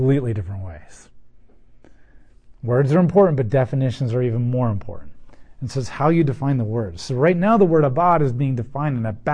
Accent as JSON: {"language": "English", "country": "United States"}